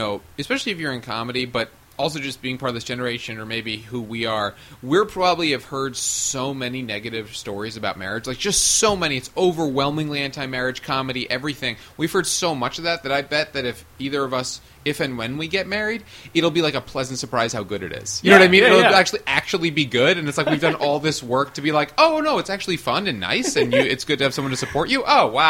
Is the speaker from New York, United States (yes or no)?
yes; Westchester, New York, United States; I grew up in Westchester